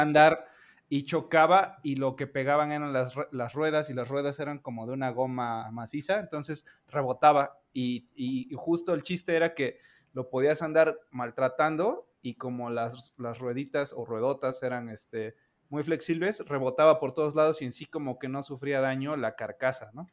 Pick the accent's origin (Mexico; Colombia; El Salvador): Mexico; Orizaba, Veracruz; moved away; yo donde vivía, en Orizaba, Veracruz